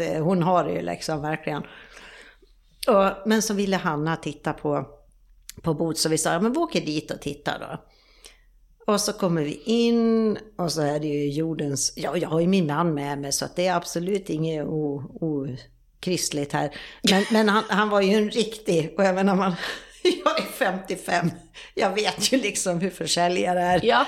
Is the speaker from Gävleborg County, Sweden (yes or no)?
no; Borlänge, Dalarna County, Sweden; moved away as an adult; also born or lived in Sälen; now in Mallorca, Spain; jag jobbar uppe i Sälen egentligen, men sen så är jag hemma i Borlänge vid jul och nyår.